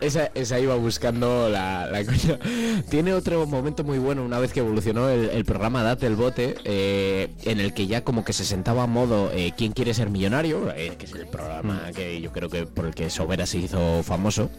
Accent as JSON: {"language": "Spanish", "town": "Palencia", "region": "Castile and León", "country": "Spain", "said": "yo de Palencia"}